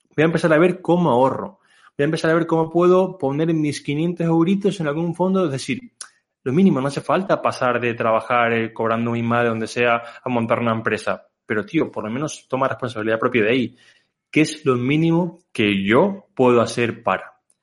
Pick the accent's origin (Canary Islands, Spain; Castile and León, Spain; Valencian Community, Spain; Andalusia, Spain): Canary Islands, Spain; moved away as an adult; also born or lived in Barcelona; now in Mallorca, Spain; yo soy una persona que soy de Canarias